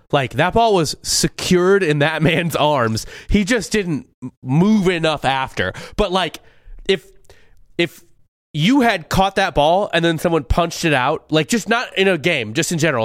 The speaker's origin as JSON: {"language": "English", "region": "Missouri", "country": "United States", "said": "I'm from Missouri"}